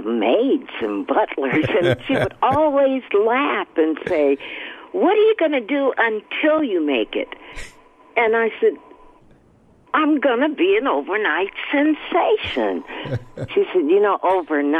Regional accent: Oakland, California, United States; I grew up, born and raised in Oakland, and grew up in church.

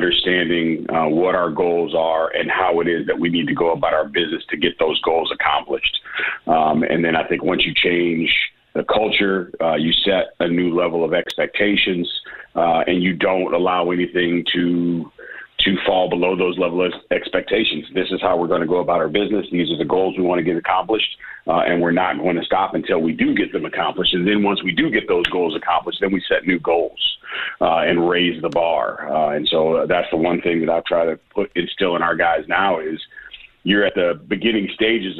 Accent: Midwest, United States; now in Memphis, United States; I'm from the Midwest originally.

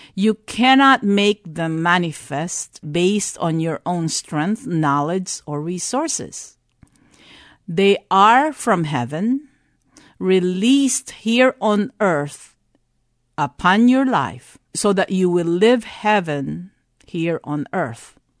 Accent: Philippines; born or raised there; also born or lived in Texas, United States; now in San Antonio, United States

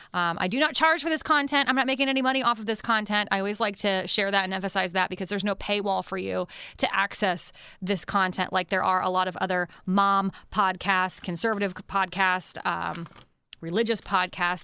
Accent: Pennsylvania, United States; moved away; I'm originally from Pennsylvania

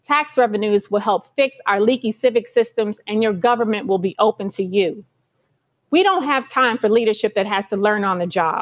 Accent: St. Louis, Missouri, United States; When I was growing up in the Hamilton Heights, Wells Goodfellow, and Walnut Park neighborhoods

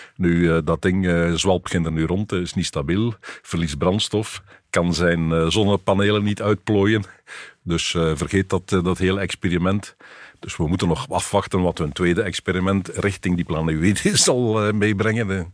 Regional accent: Belgium; ik als Belg

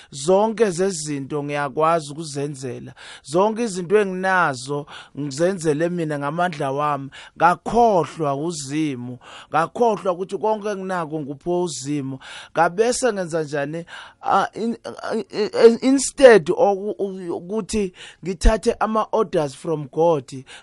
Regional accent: Eswatini; moved away as an adult; also born or lived in Barberton / Johannesburg; so nami i got the opportunity yokuthi ngikhulele eSwatini

